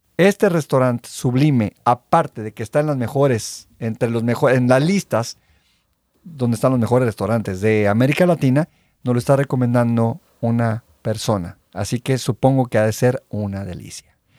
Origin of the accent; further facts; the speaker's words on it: Veracruz, Mexico; now in Los Angeles, United States; soy de Veracruz